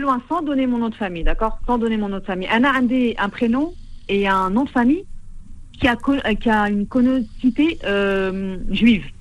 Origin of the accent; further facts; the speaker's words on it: France; accent: Tlemcen; also born or lived in Tlemcen, Algeria; je suis née en France, j'ai grandi en France